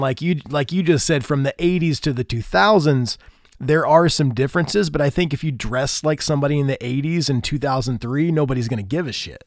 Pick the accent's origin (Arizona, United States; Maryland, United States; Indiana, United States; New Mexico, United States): Indiana, United States; I'm from Indiana